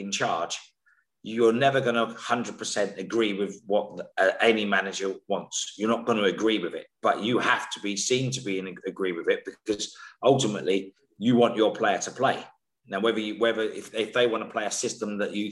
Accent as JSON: {"language": "English", "region": "London", "country": "United Kingdom", "tie": "born or raised there", "said": "I come from Islington, right, in the central London. So I grew up with a variety of different cultures"}